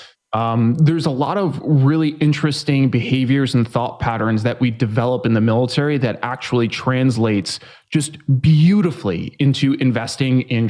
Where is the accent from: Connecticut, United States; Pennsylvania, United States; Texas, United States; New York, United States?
New York, United States; now in San Diego, United States; I'm originally from New York. I live in San Diego now. I grew up in a neighborhood that really wasn't super great.